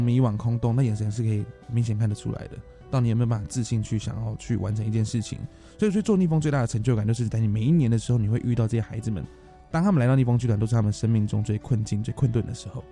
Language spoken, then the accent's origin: Chinese; Taipei, Taiwan; 我们从小在大稻城出生，在这边长大，在这边学坏，后来也选择在这个地方创业